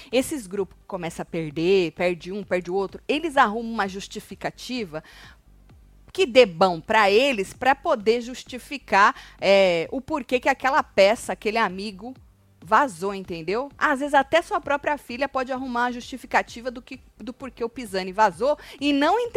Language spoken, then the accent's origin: Portuguese; Jaú, São Paulo, Brazil; Tati, sou do interior de São Paulo, Jaú.